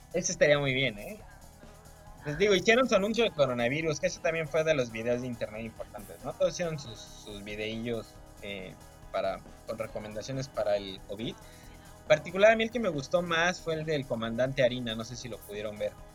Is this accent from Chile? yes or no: no; Mexico; a mí como mexicano